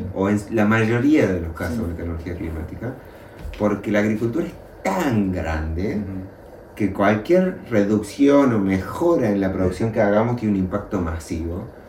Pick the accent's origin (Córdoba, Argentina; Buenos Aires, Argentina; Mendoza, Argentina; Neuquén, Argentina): Córdoba, Argentina; Luyaba; now in Córdoba, Argentina; Córdoba capital es la ciudad desde donde yo vivo y yo nací y me crié en un pueblo pequeño que se llama Luyaba